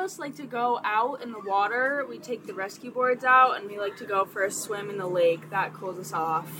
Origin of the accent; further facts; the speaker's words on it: Brunswick, New York, United States; I'm from Brunswick. I'm from, like, outside of Troy.